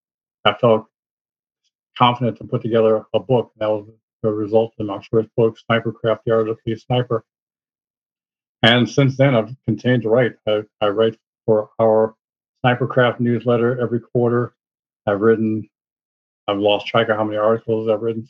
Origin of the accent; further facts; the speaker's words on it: Chicago, Illinois, United States; I was born and raised in the Chicago area